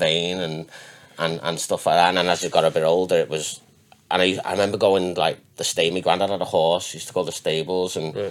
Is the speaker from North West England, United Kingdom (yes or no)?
yes; Runcorn, North West England, United Kingdom; also born or lived in Chester; I was born in Chester. My mum, I lived with me nan and granddad and my mum when I was first born. Dad was out of the picture. And that was in Runcorn. So just round the corner.